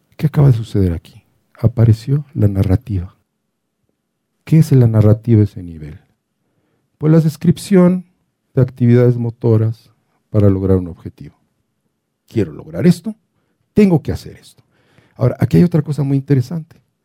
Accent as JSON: {"language": "Spanish", "region": "Mexico City", "country": "Mexico", "said": "yo soy el del DF"}